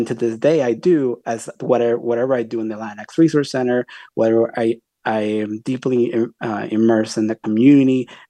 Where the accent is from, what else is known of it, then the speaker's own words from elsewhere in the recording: Tijuana, Baja California, Mexico; also born or lived in San Diego; now in United States; I was born in the United States in San Diego, but quickly within less than 2 months, we moved back to the border with my family is in Tijuana. So I had a lived experience as a child for 10 years in across the border.